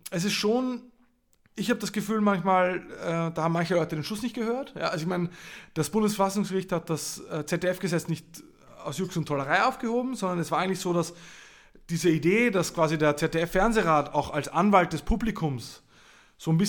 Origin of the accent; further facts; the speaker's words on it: Linz, Upper Austria, Austria; aus Linz, aus meiner Heimatstadt